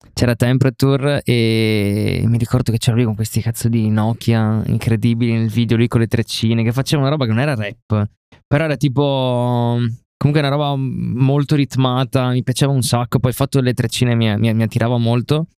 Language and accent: Italian; Rovigo, Veneto, Italy; vengo da Rovigo